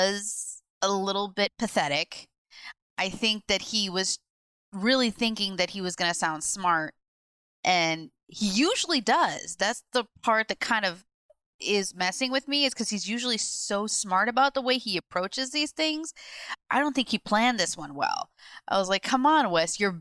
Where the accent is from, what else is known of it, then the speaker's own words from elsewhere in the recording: Midwest, United States; I'm from the Midwest and we have no accent